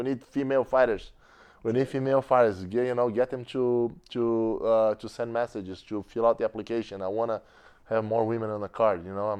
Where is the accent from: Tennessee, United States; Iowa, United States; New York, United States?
New York, United States; I love New York. I'm a New Yorker.